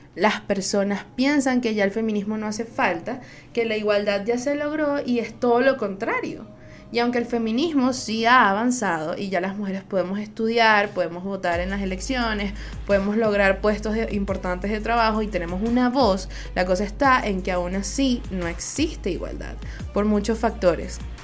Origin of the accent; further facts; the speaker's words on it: Venezuela; Soy una jeva de Venezuela